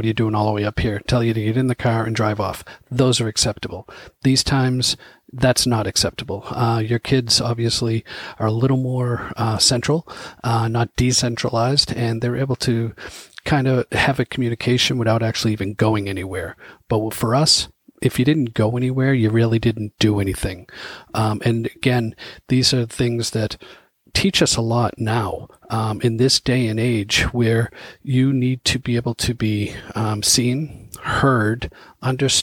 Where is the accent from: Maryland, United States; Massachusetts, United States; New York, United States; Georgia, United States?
Massachusetts, United States; Boston; growing up in the Dorchester neighborhoods